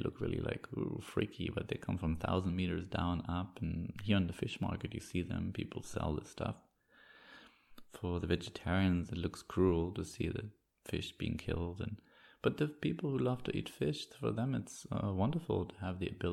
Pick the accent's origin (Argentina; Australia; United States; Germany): Germany; East Germany; moved away; I grew up in East Germany